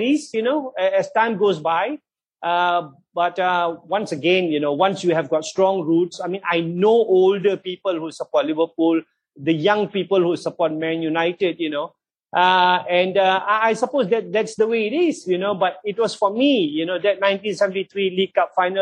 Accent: Johor, Malaysia; I was born and brought up in Johor in Malaysia.

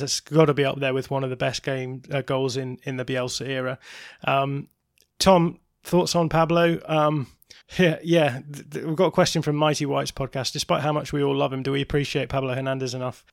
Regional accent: England, United Kingdom; I am English

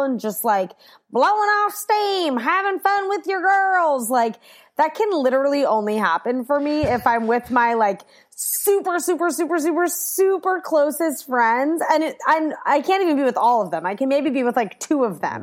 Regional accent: Washington, District of Columbia, United States; I grew up in D C

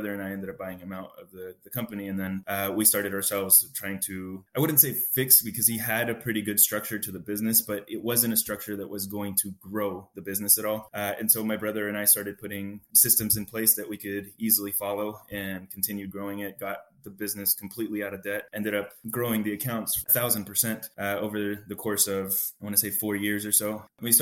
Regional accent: El Salvador; now in United States; I was born in El Salvador. My mom and dad actually had a business over there

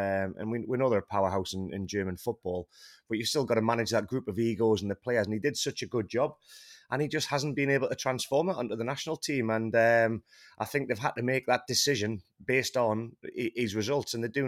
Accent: United Kingdom; I am fully British. I support England.

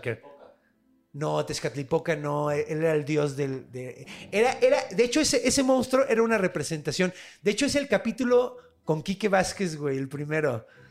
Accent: Mexico; ahorita ya los mexicanos no somos mexicas, ya somos mexicanos

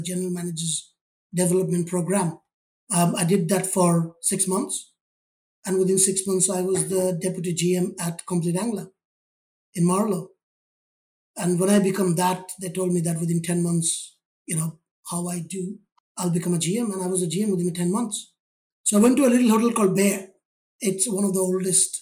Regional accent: India; moved away as an adult; now in United Kingdom; I was born in India, grew up in a family

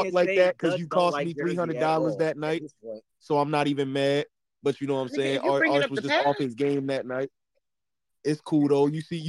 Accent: Baltimore, Maryland, United States; I'm from Baltimore.

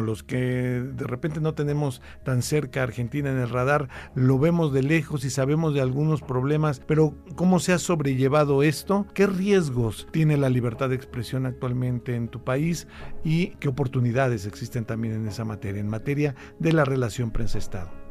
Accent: Mexico; México, en mi país

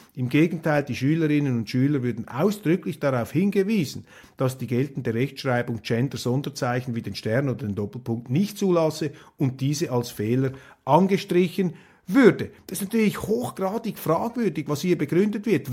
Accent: Switzerland; als Schweizer

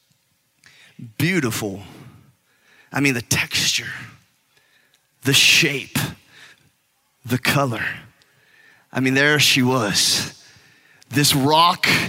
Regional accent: California, United States; I'm from California, and the beach is all there

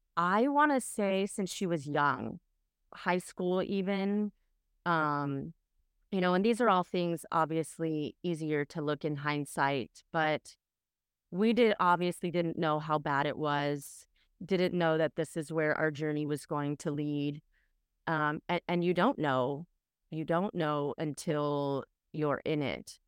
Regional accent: Orange County, California, United States; I am from Orange County, California, and that's where I currently reside

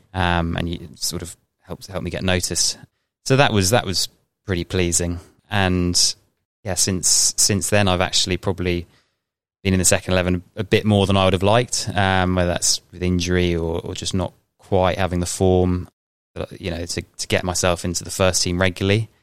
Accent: Tunbridge Wells, South East England, United Kingdom; so I've grown up in Tunbridge Wells

